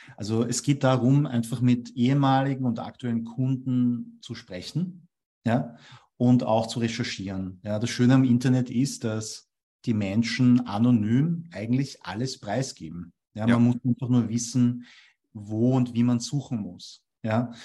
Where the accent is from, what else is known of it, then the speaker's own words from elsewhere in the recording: Vienna, Austria; first language German; Ich bin in Wien geboren und aufgewachsen, also ich bin auch in einen Wiener Kindergarten gegangen.